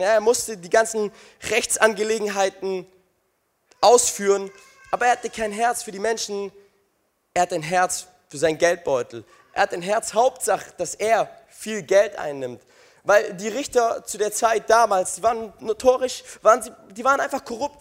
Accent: Crailsheim, Baden-Württemberg, Germany; Ich komme aus Kreilsheim.

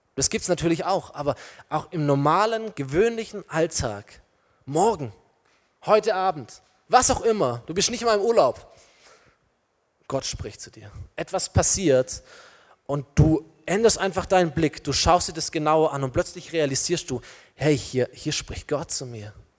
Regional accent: Germany

